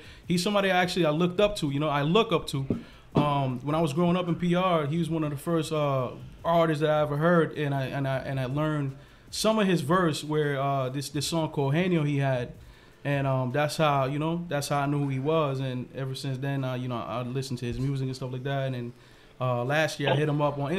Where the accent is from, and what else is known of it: Passaic, New Jersey, United States; born or raised there; also born or lived in Ponce, Puerto Rico / Paterson, New Jersey